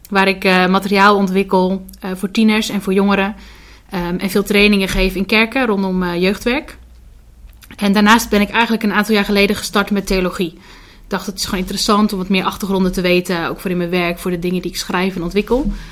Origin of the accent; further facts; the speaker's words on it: Hardinxveld, South Holland, Netherlands; Ik kom uit Hardingsveld, dus dat ligt ook een stukje onder Rotterdam.